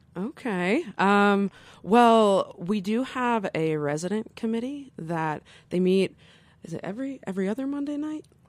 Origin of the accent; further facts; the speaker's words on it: Flint, Michigan, United States; moved away as an adult; now in Carbondale, United States; I was raised in Flint, Michigan